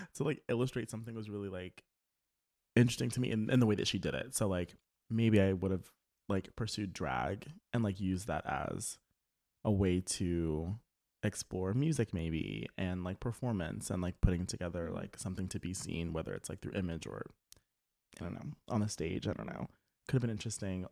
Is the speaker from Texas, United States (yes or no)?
no; Louisiana, United States; I listened to the radio when I was um, growing up in Louisiana